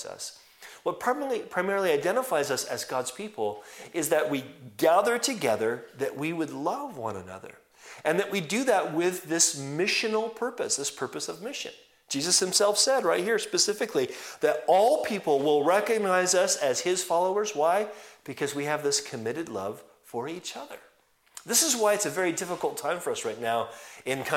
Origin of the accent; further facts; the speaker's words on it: California, United States; moved away; I'm actually from California